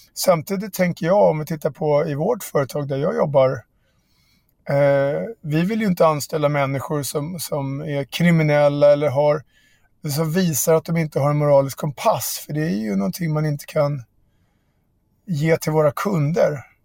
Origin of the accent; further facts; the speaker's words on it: Barkaby, Stockholm County, Sweden; mina kompisar i Barkaby där jag växte upp